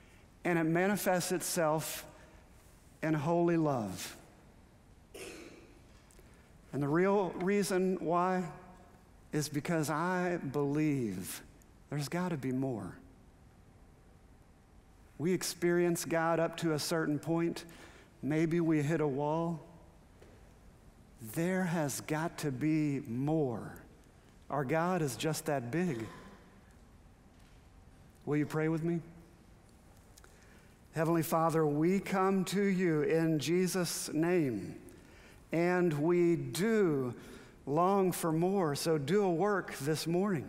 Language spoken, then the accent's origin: English; Houston, Texas, United States; I grew up in Aldine, a community a part of Northeast Houston